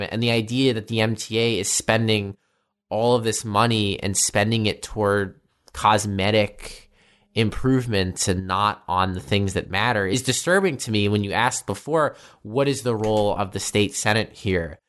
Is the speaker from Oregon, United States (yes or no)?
no; New York City, New York, United States; I grew up here in Bay Ridge